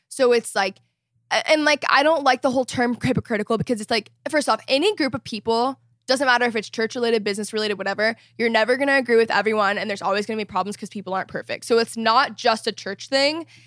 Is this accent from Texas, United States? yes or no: yes; Texas, United States; moved away as an adult; also born or lived in Los Angeles; I grew up in Texas